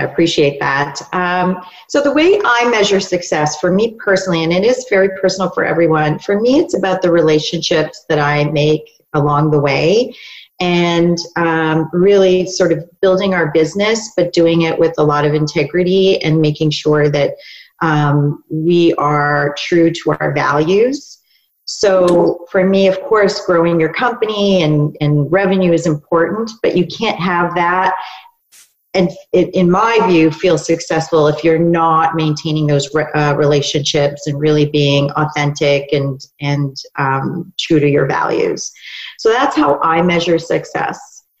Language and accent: English; Canada; also born or lived in New York, United States; And when I moved back to Canada, I am Canadian.